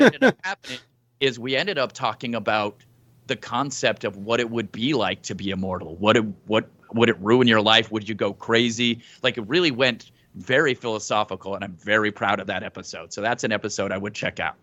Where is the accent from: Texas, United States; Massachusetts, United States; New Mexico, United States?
New Mexico, United States; I'm from New Mexico and my accent is very weird